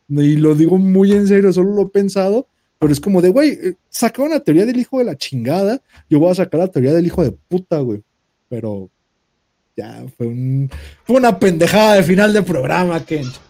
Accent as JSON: {"language": "Spanish", "country": "Mexico", "said": "Somos mexicanos."}